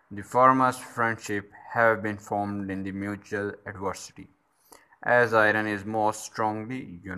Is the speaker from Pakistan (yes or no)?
yes; Pakistan; also born or lived in Islamabad; I'm from Pakistan and uh, I used to live in Islamabad.